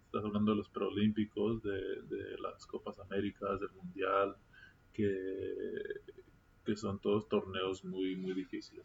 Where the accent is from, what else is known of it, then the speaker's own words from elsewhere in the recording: Mexico; moved away; also born or lived in United States; todos somos nacidos aquí en México y empezamos nuestras carreras, nuestras carreras de, básquet aquí, aquí en México